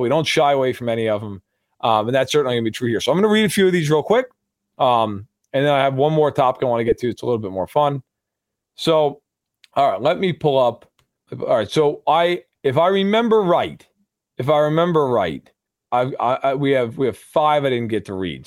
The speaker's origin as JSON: {"language": "English", "region": "New York", "country": "United States", "tie": "born or raised there", "said": "growing up in New York"}